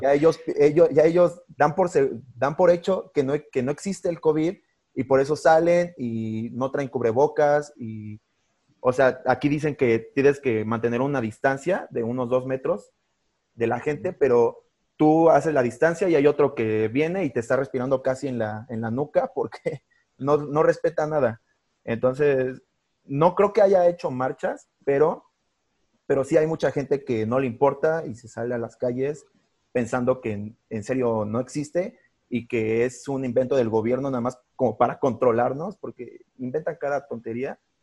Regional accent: Mexico; nuestro país

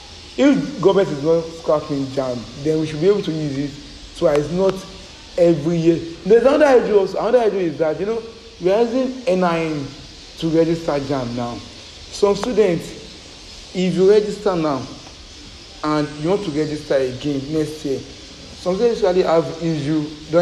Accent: Lagos, Nigeria; I'm from Lagos.

